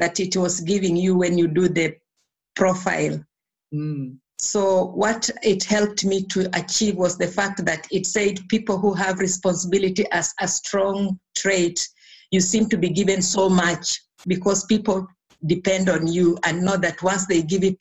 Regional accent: Kenya; I was born in Kenya. I went to school in Kenya

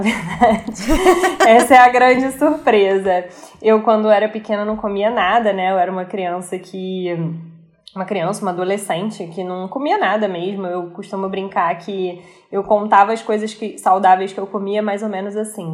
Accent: Rio de Janeiro, Brazil; aquelas coisas que a gente gosta enquanto carioca

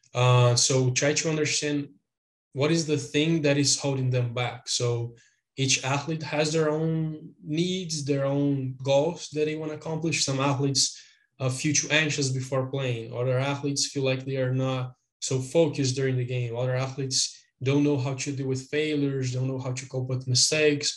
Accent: Brazil; I am from Brazil.

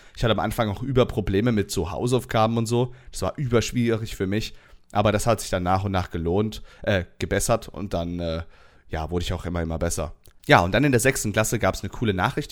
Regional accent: Southern Germany, Germany; Ich komme aus dem Süden von Deutschland

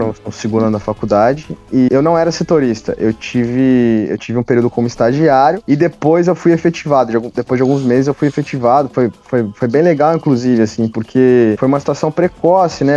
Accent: Pindorama, São Paulo, Brazil; moved away as an adult; Eu voltei de férias para a cidade onde eu nasci, para hum. Pindorama, hum. que fica ao lado da, da Grande Catanduva

